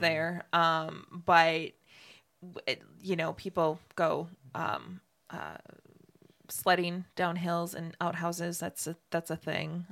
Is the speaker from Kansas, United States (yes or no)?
no; Ashland, Wisconsin, United States; now in Ocala, United States; I was born in Ashland, Wisconsin